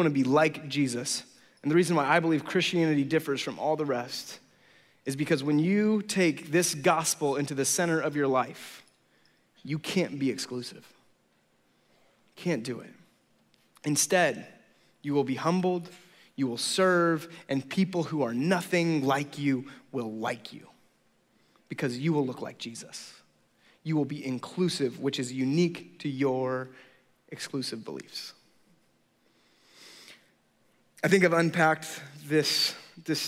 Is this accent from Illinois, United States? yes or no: no; the Bay Area, California, United States; I'm from the Bay Area, and I'm a pastor